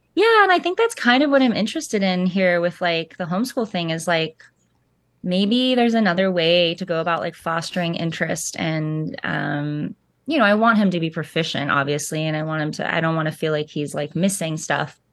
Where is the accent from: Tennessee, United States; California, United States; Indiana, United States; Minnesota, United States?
California, United States; Central Coast of; moved away as an adult; also born or lived in Montana / Laurel Canyon, Los Angeles; now in Nashville, United States; I was born on the central coast of California, and, um, my parents divorced when I was young, and so I spent time mostly there during the school year, like, um, north of Santa Barbara